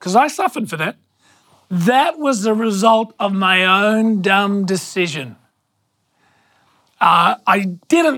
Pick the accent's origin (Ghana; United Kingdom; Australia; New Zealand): Australia; Hornsby, New South Wales; I grew up in Hornsby until I was about 10